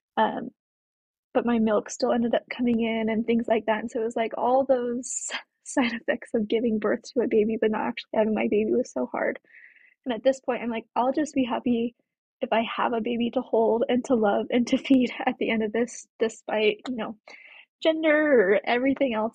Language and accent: English; Colorado, United States; moved away as an adult; now in Spanish Fork, United States; I currently live in spanish Fork, Utah, but I'm originally from Colorado.